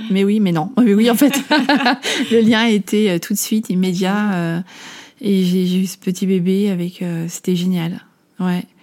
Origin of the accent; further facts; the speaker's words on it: Amsterdam, North Holland, Netherlands; En fait, j'ai grandi à Amsterdam. mes parents sont français, mais ma maman était mariée avec un Néerlandais. Donc, c'est la raison pour laquelle j'étais expatriée enfant. Donc je parlais néerlandais